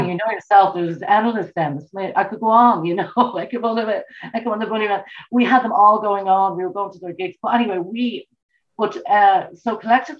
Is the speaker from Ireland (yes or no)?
yes; Dublin, Leinster, Ireland; now in Meath, Ireland; I was born in Dublin and in South Dublin. I moved to the countryside, Mead, in County Mead. It's just a neighbouring county.